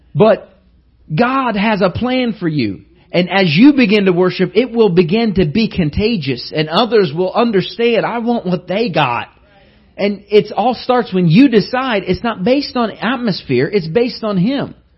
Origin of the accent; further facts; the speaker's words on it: Indiana, United States; I was from Indiana